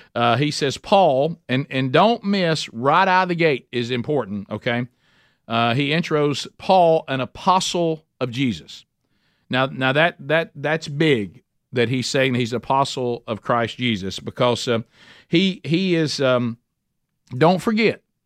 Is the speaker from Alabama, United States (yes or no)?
yes; Oxford, Alabama, United States; in Oxford, Alabama. That's my hometown